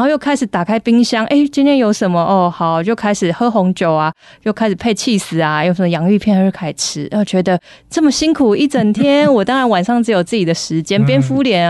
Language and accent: Chinese; Taiwan; 我们台湾人